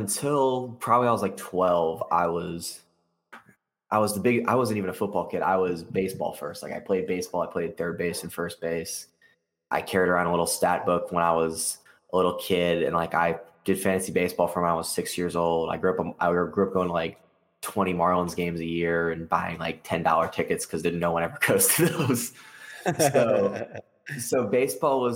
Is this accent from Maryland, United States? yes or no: no; South Florida, United States; being from South Florida